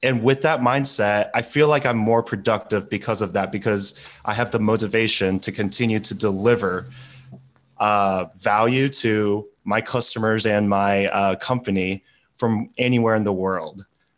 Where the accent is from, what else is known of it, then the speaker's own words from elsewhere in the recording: United States; I'm American, I'm a gringo